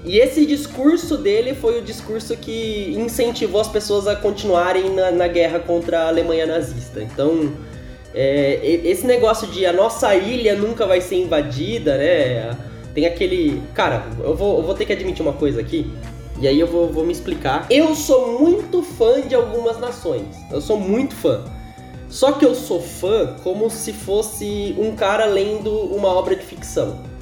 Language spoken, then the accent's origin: Portuguese; São Paulo, Brazil; aqui em São Paulo, que eu sou de São Paulo